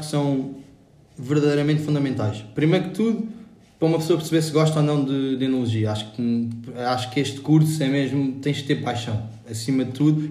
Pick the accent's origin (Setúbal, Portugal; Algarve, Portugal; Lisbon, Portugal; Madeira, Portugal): Lisbon, Portugal; fiz a minha vida toda em Lisboa, na grande cidade portuguesa